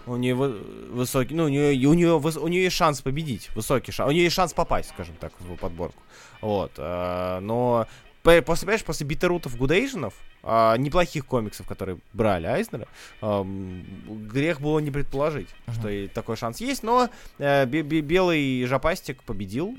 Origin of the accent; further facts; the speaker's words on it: Saint Petersburg, Russia; Я как быдло из Питера